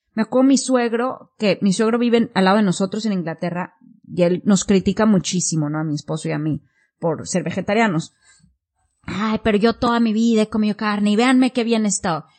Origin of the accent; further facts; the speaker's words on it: Mexico; moved away as an adult; also born or lived in Singapore / United Kingdom; now in Japan; empecé en México vegetariana a los 18 y yo me fui de México a Singapur